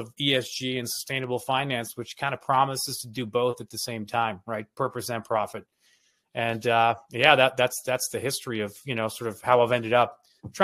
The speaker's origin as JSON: {"language": "English", "town": "Toronto", "region": "Ontario", "country": "Canada", "tie": "born or raised there", "moved": "as an adult", "said": "I grew up in Toronto. My parents were immigrated from East Africa, from Kenya."}